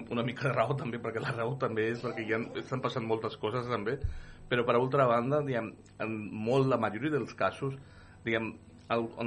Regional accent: Badalona, Catalonia, Spain; jo, que vinc de Badalona

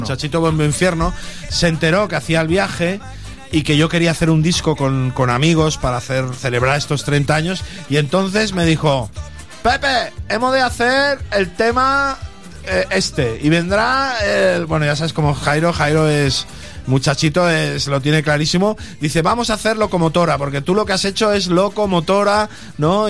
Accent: Sant Feliu de Guíxols, Catalonia, Spain; vino a mi pueblo, a San Felipe de Guisos

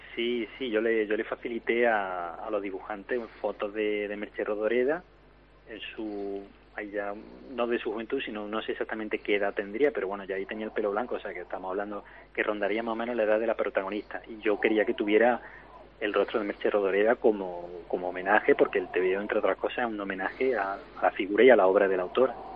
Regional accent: Córdoba, Andalusia, Spain; somos de la misma tierra, somos de Córdoba los tres

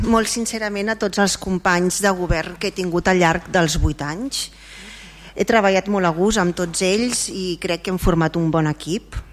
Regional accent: Vilassar de Mar, Catalonia, Spain; una experiència i un plaer poder servir al meu poble, al meu estimat Vilassa de Mar

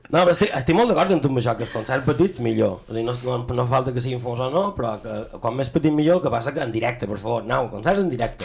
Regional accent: Mallorca, Balearic Islands, Spain; jo som, som més mallorquí que les espredanyes d'Espart

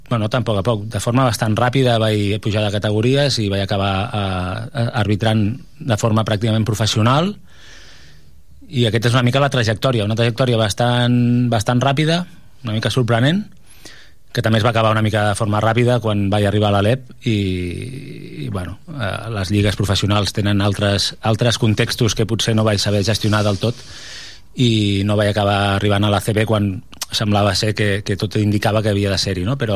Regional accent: Tarragona, Catalonia, Spain; Bueno, jo sóc un tarragoní ben orgullós. Jo sóc una persona de Tarragona, vaig néixer a Tarragona, he crescut a Tarragona

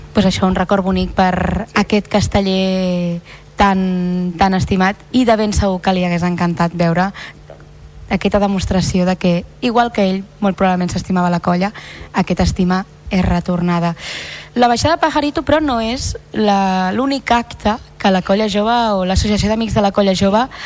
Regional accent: Tarragona, Catalonia, Spain; els que som de Tarragona

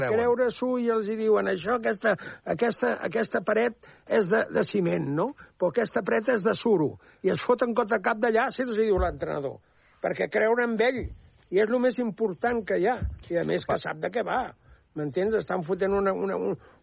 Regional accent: Les Preses, Catalonia, Spain; sóc gironí, perquè jo m'he criat a les preses, a la província de Girona

